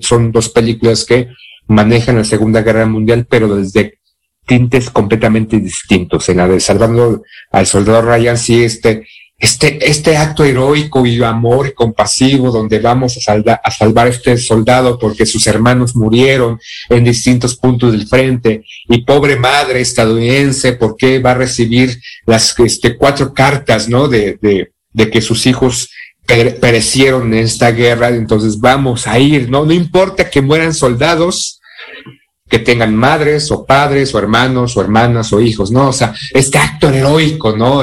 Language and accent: Spanish; Mexico; soy mexicano